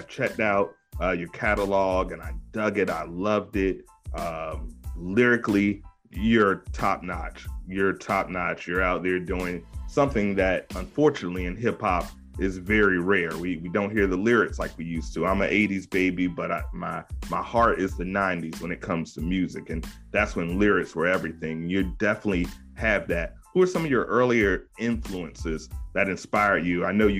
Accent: Virginia, United States; I don't have an accent. I'm from 757. We don't have accents.

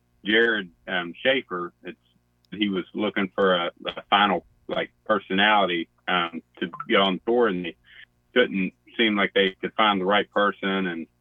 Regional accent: West Virginia, United States; I'm from the North-South. As we just discussed a second ago, I mean, we still have accents, and we still kind of eat fried food there. So, I would say it's credible as being the South.

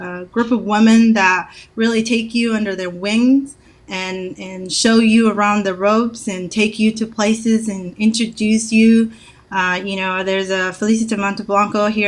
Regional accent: Somalia; now in Oregon, United States; we're both from Somalia

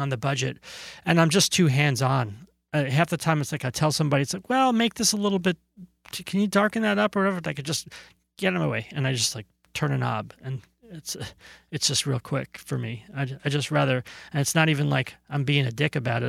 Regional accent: New Jersey, United States; born or raised there; moved away as an adult; also born or lived in Brooklyn, New York; now in California, United States

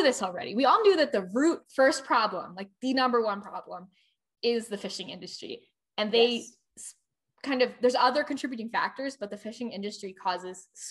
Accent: outside of Philadelphia, Pennsylvania, United States; I grew up outside of Philadelphia.

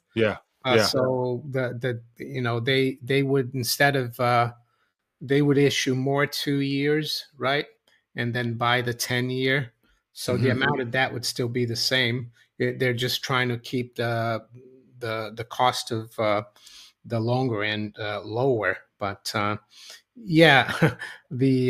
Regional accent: Brazil; moved away; when I grew up in Brazil

